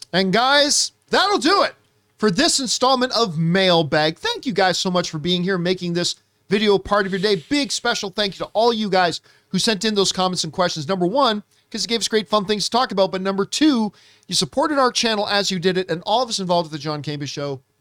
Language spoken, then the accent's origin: English; Canada; now in Los Angeles, United States; as proudly Canadian as I am, before moving to L